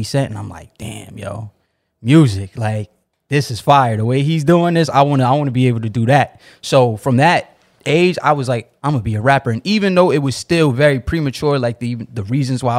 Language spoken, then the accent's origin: English; New York City, New York, United States; I'm from East Flatbush, the Nanos